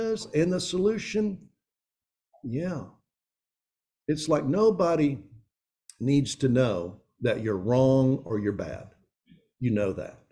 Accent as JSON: {"language": "English", "region": "East Tennessee", "country": "United States", "tie": "born or raised there", "also_born_or_lived": "Philadelphia, Pennsylvania", "moved": "as an adult", "lives_now": "Jackson, United States", "said": "I grew up in East Tennessee"}